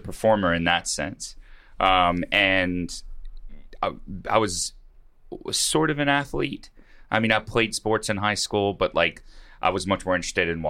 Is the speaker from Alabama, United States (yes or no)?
yes; Mobile, Alabama, United States; Mobile, Alabama.